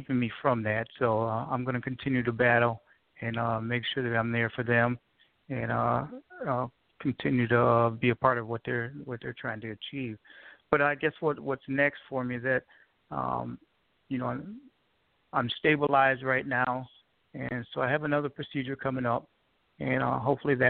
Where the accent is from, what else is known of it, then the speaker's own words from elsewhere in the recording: Michigan, United States; moved away as an adult; now in South Carolina, United States; I'm originally from Michigan